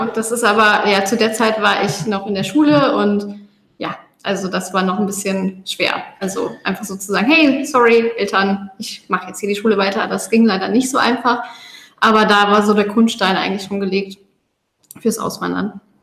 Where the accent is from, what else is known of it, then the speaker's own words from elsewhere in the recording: Koblenz, Rhineland-Palatinate, Germany; moved away as an adult; also born or lived in Westerwald; now in Gozo, Malta; ursprünglich kommen wir aus Deutschland. Ähm, ich aus der Ecke Koblenz